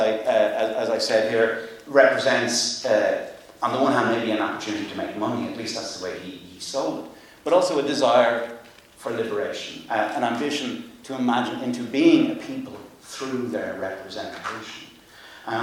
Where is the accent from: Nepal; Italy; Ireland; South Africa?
Ireland; I'm Irish